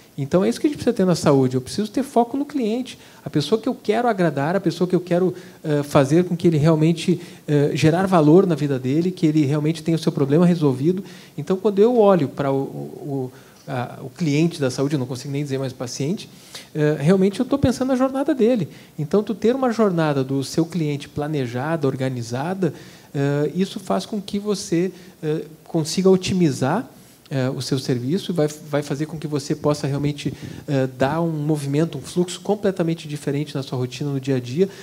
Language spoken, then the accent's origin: Portuguese; Brazil; como brasileiro